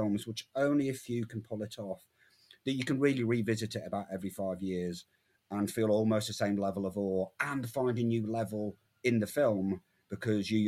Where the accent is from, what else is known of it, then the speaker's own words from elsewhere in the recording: England, United Kingdom; as an Englishman in the 1980s